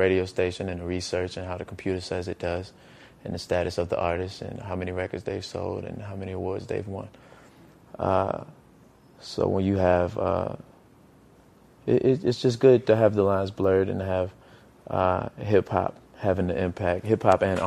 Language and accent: English; Petersburg, Virginia, United States; my hometown of Petersburg